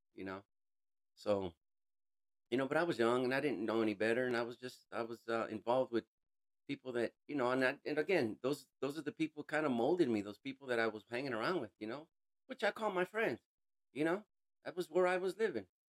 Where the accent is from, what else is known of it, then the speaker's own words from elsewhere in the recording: California, United States; I'm originally from California, born and raised